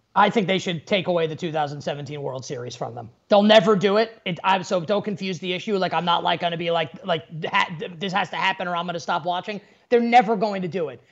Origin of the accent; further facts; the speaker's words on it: New York, United States; growing up in New York